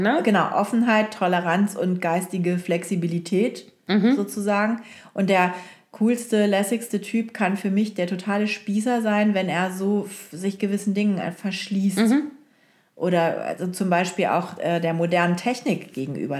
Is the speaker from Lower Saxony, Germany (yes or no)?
yes; Oldenburg, Lower Saxony, Germany; moved away; also born or lived in Hamburg / Frankfurt; in Oldenburg, äh, wo ich aufgewachsen bin